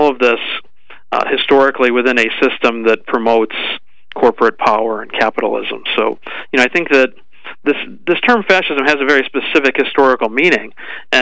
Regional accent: United States; being an American

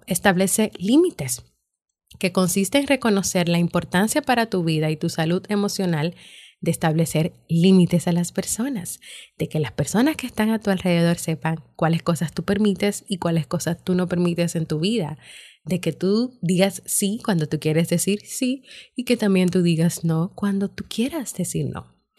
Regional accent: Dominican Republic; mi país, República Dominicana

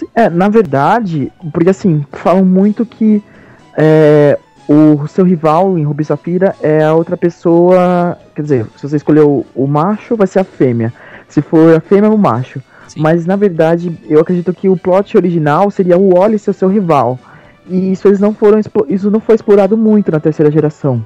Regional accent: Brazil; eu sou brasileiro

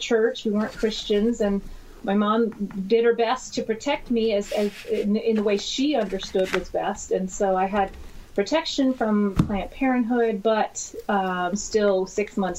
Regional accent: New York, United States; moved away as an adult; now in California, United States; I was born in New York, born and raised in New York

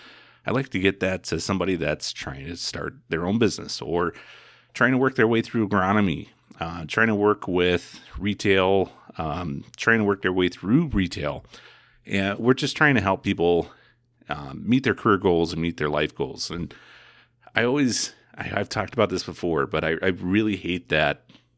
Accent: Indiana, United States; I mean, I came from Indiana.

